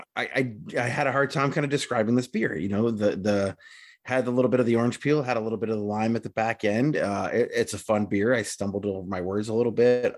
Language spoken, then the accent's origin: English; United States; being an American